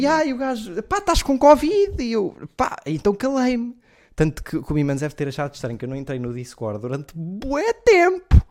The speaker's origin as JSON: {"language": "Portuguese", "town": "Leiria", "region": "Centro", "country": "Portugal", "said": "E eu sou, eu sou de Leiria."}